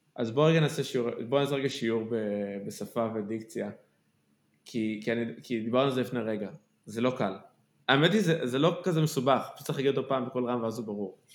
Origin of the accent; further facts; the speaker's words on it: Kfar Saba, Central District, Israel; אני גדלתי בכפר סבא